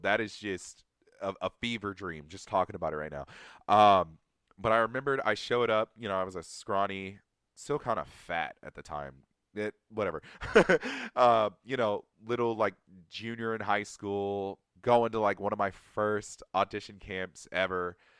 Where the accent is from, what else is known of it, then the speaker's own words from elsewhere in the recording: Atlanta, Georgia, United States; I'm from Atlanta, Georgia